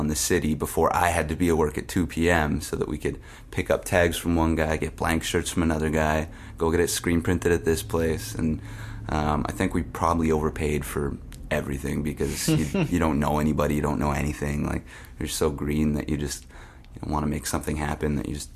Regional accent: Winnipeg, Manitoba, Canada; I grew up in Transcona

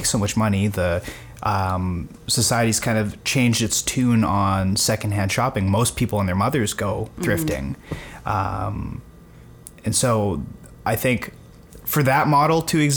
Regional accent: Winnipeg, Manitoba, Canada; growing mm-hmm. up in Winnipeg

